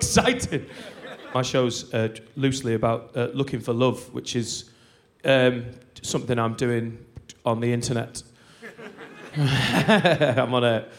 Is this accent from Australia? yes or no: no; Lancashire, North West England, United Kingdom; I'm from Lancashire.